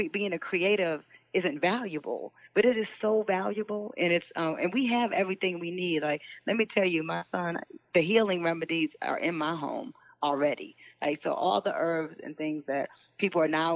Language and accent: English; Detroit, Michigan, United States; I grew up in Detroit